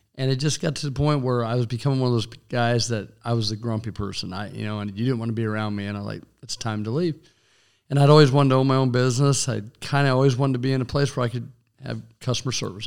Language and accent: English; Goodland, Kansas, United States; now in Hays, United States; my hometown of Goodlin, Edson area